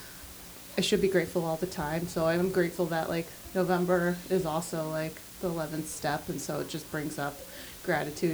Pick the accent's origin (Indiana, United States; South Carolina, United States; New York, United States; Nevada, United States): Nevada, United States; Las Vegas; now in Connecticut, United States; I'm from Vegas